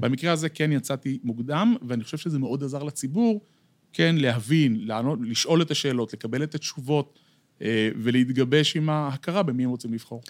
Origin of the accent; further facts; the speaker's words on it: Bat Yam, Tel Aviv District, Israel; נולדתי בעיר, גדלתי בעיר, אני דור שלישי בבת ים